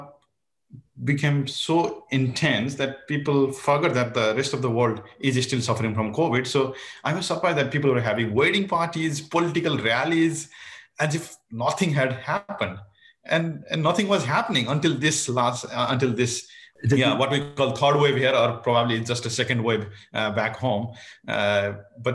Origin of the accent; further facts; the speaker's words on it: Nepal; moved away as an adult; also born or lived in Japan / Boston; now in Canada; I'm from Nepal. I did my, I was born there, grew up there